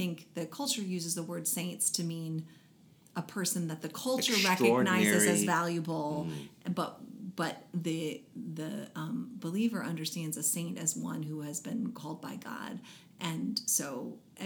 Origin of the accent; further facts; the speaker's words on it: United States; as American Christians